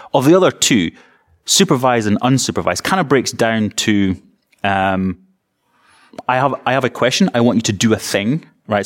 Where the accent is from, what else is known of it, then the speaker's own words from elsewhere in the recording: East Coast of Scotland, United Kingdom; I'm from the East Coast of Scotland